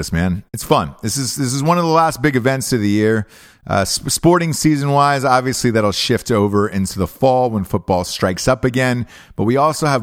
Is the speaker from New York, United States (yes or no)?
no; Atlanta, Georgia, United States; That's my hometown. I'm from Atlanta, Georgia.